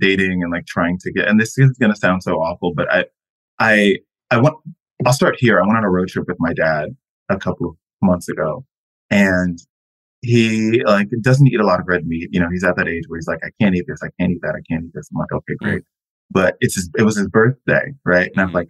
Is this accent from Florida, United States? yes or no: yes; Florida, United States; I've never lived in a place where you can look out the window and see mountains, which is crazy. I'm from Florida.